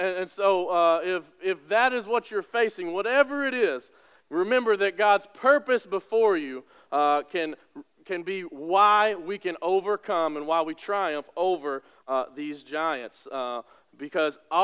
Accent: West Kentucky, United States; I'm from West Kentucky, so the county fair, you could fit in this room.

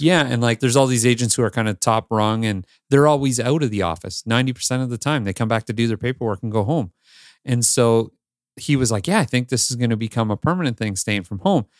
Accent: Northern Ontario, Canada; moved away as an adult; also born or lived in Toronto area, Canada / Los Angeles, United States / New York, United States; now in Greater Toronto Area, Canada; I grew up with you in Northern Ontario, and then I decided I'm moving to the Toronto area

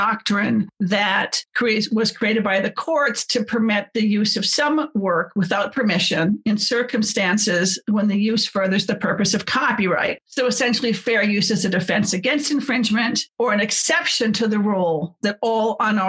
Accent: United States; I'm American.

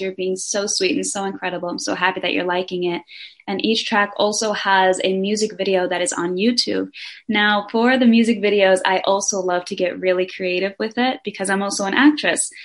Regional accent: Denmark; I am from Denmark. I was born there, but I'm also half Brazilian

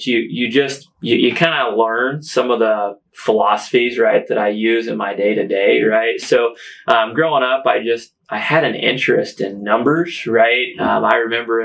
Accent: Washington County, Indiana, United States; also born or lived in West Lafayette, Indiana; I was able to move back home late 2016

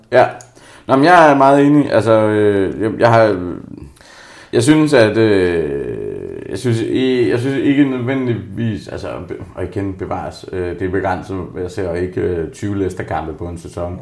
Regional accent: Jutland, Denmark; jeg er jo jyde

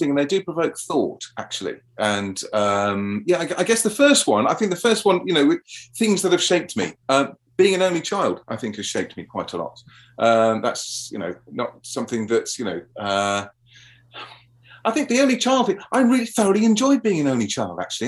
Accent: London, United Kingdom; I had a very happy childhood growing up in South London.

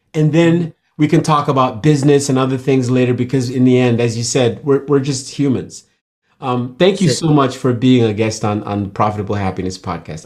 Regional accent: Nigeria; moved away; I was born in hmm. Nigeria

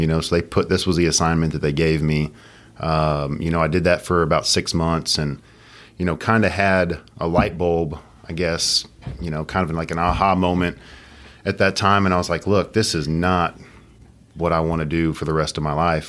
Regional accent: Katy, Texas, United States; born and raised in Katy

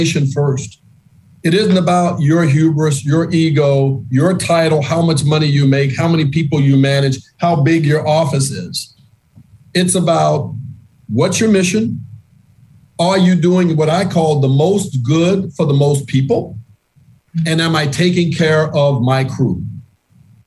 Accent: Monroe, Louisiana, United States; now in Boston, United States; I grew up in Monroe, Louisiana, which is predominantly landlocked

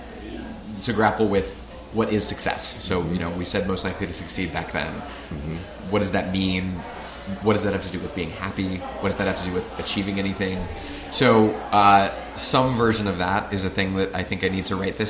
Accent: Midwest, United States; I grew up in the Midwest as a Notre Dame fan

